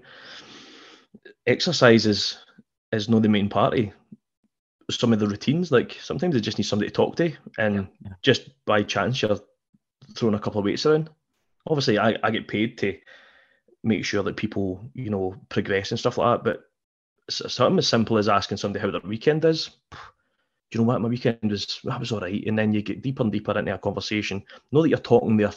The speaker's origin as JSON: {"language": "English", "region": "Scotland", "country": "United Kingdom", "said": "we're British people, we're Scottish"}